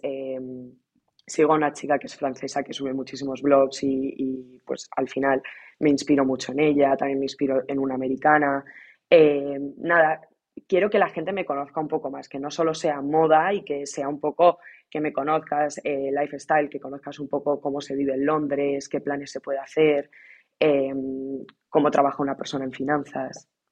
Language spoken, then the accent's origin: Spanish; Ciudad Real, Castilla-La Mancha, Spain; moved away as an adult; now in London, United Kingdom; yo soy de Ciudad Real